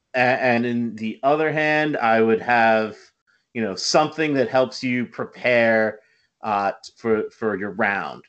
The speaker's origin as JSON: {"language": "English", "area": "Westchester", "region": "New York", "country": "United States", "said": "I'm being from the Westchester area"}